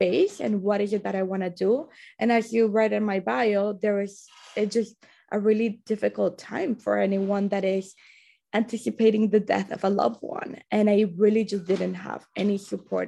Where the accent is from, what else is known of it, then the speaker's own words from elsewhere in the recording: Colombia; moved away; I was raised in Colombia